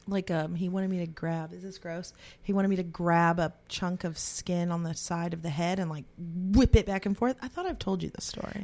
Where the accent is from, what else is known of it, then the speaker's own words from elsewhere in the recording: Texas, United States; I'm from Texas, too